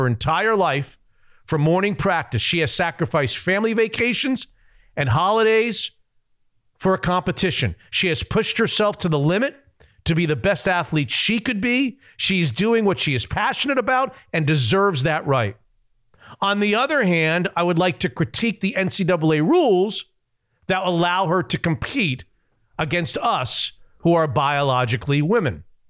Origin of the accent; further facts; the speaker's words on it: Hungary; I'm from Hungary.